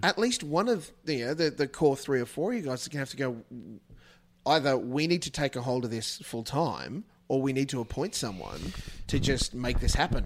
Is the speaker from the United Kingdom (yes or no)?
no; Australia; as an Australian